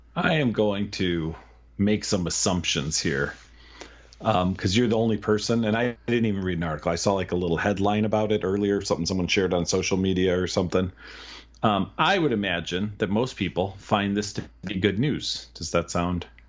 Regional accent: Chicago, Illinois, United States; I grew up in the Chicago Public Library system

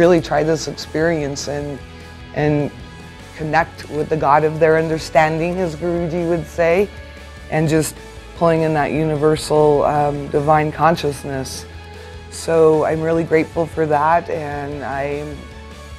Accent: Durango, Colorado, United States; I'm from Durango, Colorado

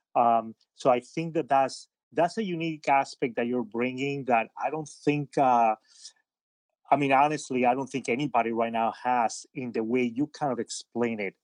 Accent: Madrid, Community of Madrid, Spain; moved away; also born or lived in Havana, Cuba; I grew up in Spain. I'm, I'm, I'm Cuban. I was born in Havana, but, uh, when I was very little, my, my parents had moved to, from Havana to Madrid in Spain.

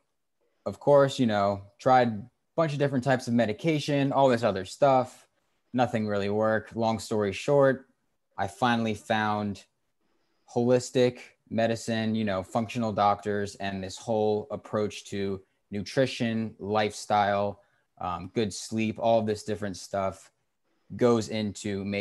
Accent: Cary, North Carolina, United States; I grew up in Cary, North Carolina

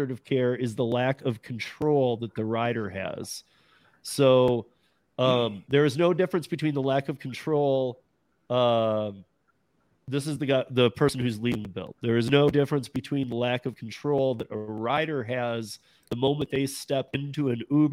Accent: Michigan, United States; growing up in Michigan, I went to Chicago a lot.

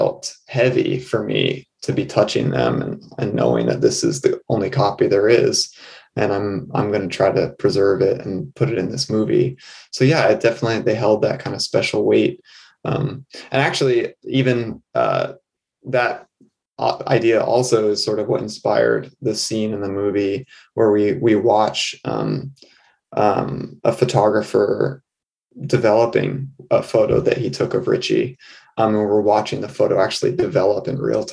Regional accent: New England, United States; born and raised in New England

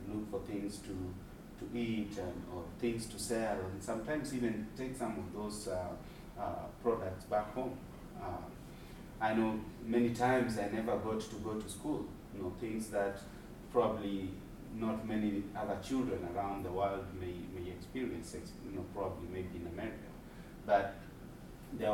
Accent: Nairobi, Kenya; I grew up in Mathare myself

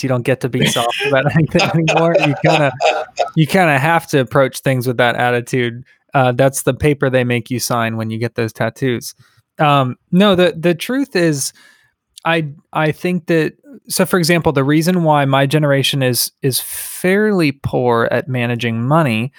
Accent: Tampa, Florida, United States; I grew up in Tampa in an abusive environment

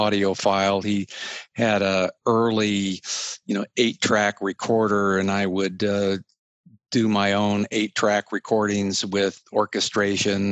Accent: Utah, United States; I'm a Western kid, you know, born and raised in Utah

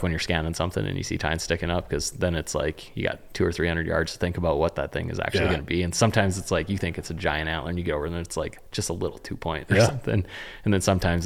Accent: Western North Dakota, United States; growing up in Western North Dakota

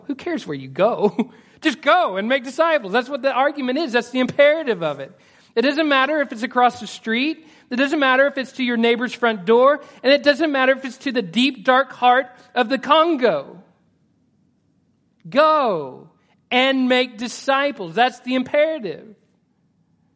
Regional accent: Stigler, Oklahoma, United States; moved away as an adult; also born or lived in Edmond, Oklahoma; I was born in Stigler, Oklahoma

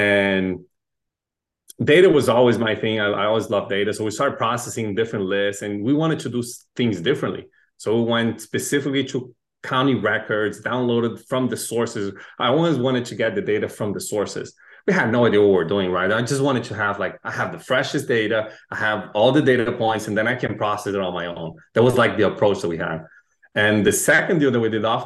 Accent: Brazil; moved away as an adult; also born or lived in Chile; now in United States; I was born in Chile, raised in Brazil, moved to the US about 10 years ago.

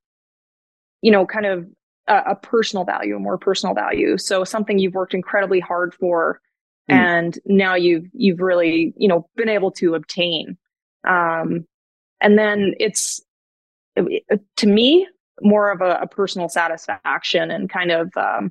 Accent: Edgerton, Alberta, Canada; now in Edmonton, Canada; I grew up about 3 hours, maybe east of Edmonton. It's a really small village. There's about 500 people. Edgerton, Alberta is the name of it

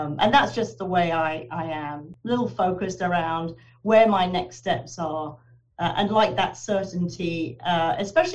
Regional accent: Guildford, South East England, United Kingdom; moved away as an adult; also born or lived in London, United Kingdom / Wallingford, Connecticut, United States; now in Vermont, United States; I was born and raised in England

